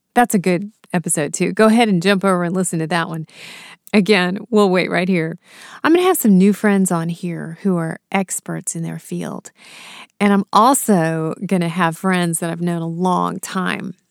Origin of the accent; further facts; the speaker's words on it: United States; also born or lived in India; I was raised here in the States